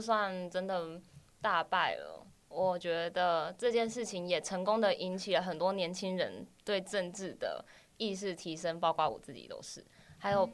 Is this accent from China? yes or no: no; Kaohsiung, Taiwan; moved away as an adult; also born or lived in Tainan; now in Taipei, Taiwan; 我是土生土长的高雄人，待在高雄十八年了